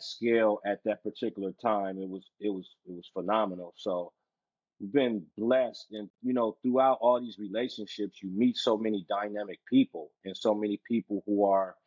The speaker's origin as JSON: {"language": "English", "town": "Los Angeles", "region": "California", "country": "United States", "tie": "born or raised there", "also_born_or_lived": "Pasadena / Louisiana", "said": "Born and raised in Los Angeles"}